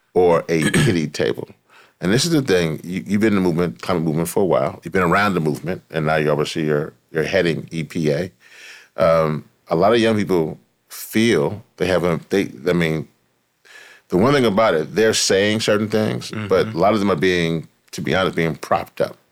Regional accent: Louisiana, United States; Louisiana. Yeah. Is my home state

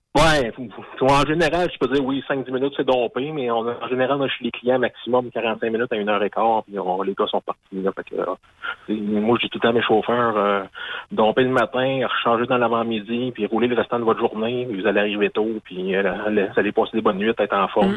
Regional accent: Lorrainville, Quebec, Canada; je suis de Lorainville

